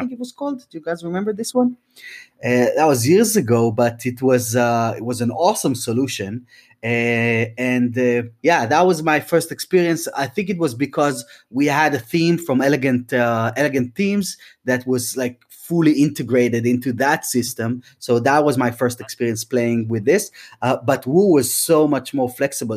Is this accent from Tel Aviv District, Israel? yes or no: yes; Tel Aviv, Tel Aviv District, Israel; moved away as an adult; now in London, United Kingdom; we moved the entire band from Tel Aviv, from Israel, where I'm from originally, and we moved to London